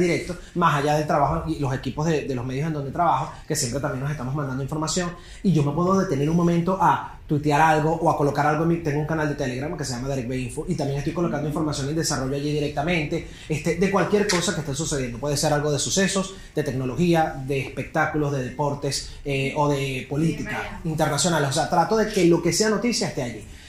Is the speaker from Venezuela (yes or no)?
yes; Venezuela; soy periodista venezolano